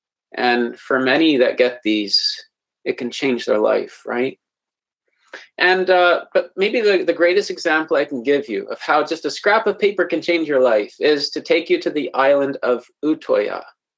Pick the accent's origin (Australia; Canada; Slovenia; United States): Canada; Manitoba; from Manitoba, just above North Dakota, a little bit there.